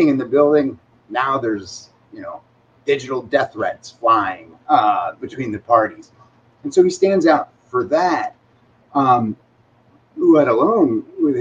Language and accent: English; Illinois, United States; I'm from Illinois